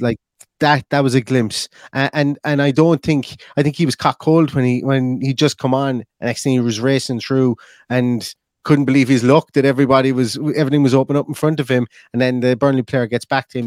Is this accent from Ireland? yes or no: yes; Ireland; I'm an Irishman